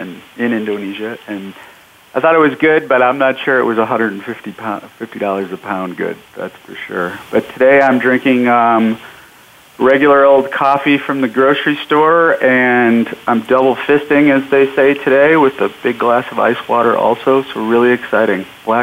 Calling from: Denver, Colorado, United States; I am, in fact, in Denver, Colorado. Another beautiful sunny day here.

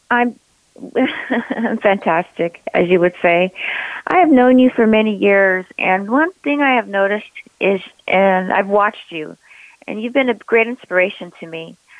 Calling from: Claremont, California, United States; I'm calling from Claremont, California.

